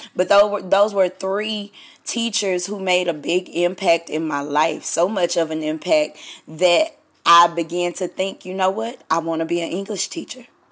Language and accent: English; Stamps, Arkansas, United States; moved away; I'm from Stamps, Arkansas, and um, my hometown hero Maya Angelou